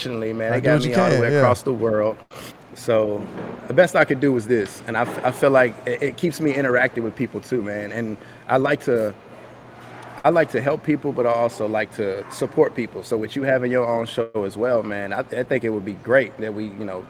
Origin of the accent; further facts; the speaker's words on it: Nashville, Tennessee, United States; also born or lived in Gallatin, Tennessee / Hendersonville, Tennessee; I grew up in South Nashville, where I went to a school, Fall Hamilton.